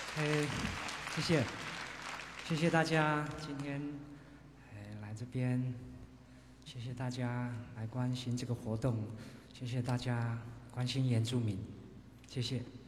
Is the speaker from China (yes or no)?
no; Puyuma, Taitung County, Taiwan; 是我们卑南族母语